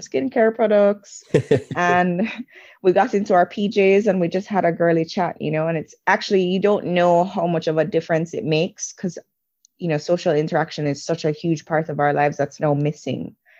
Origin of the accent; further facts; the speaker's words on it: Jamaica; moved away as an adult; also born or lived in England / New York; I grew up in a black country, or a black majority country. I grew up in Jamaica.